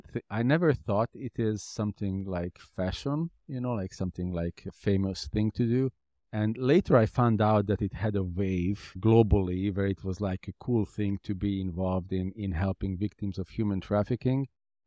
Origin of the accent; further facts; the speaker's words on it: Hungary; My city that I was born was 100,000 people. The city I grew up basically in Hungary was 200,000 people.